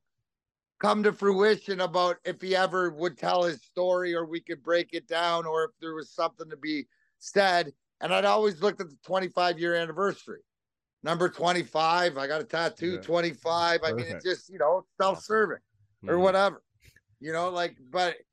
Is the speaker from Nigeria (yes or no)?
no; Leamington, Ontario, Canada; I'm from Leamington